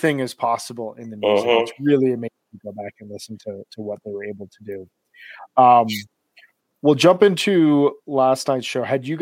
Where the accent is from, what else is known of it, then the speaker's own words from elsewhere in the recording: Midwest, United States; I'm not from New York. I'm from the Midwest